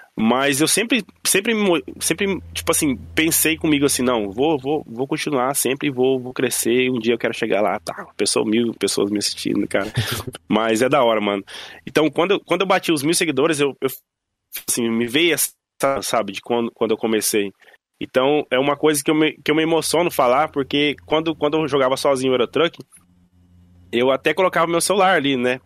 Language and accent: Portuguese; Joinville, Santa Catarina, Brazil; now in Ireland; era a minha cidade onde eu nasci, Joinville, hum. né, que é a cidade onde eu nasci, Joinville, Santa Catarina